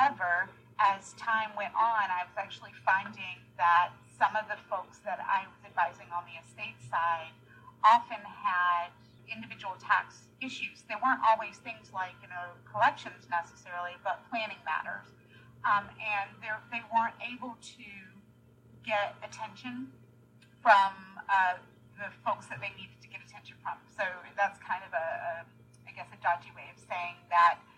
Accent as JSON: {"language": "English", "region": "North Carolina", "country": "United States", "tie": "born or raised there", "moved": "yes", "said": "I'm a North Carolina girl"}